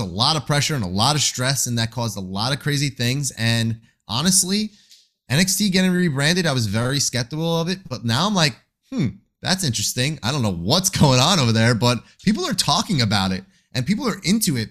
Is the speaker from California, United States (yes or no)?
no; Long Island, New York, United States; moved away; also born or lived in Queens, New York; I am from Long Island, New York. I've spent many of my days and years of my life in Queens.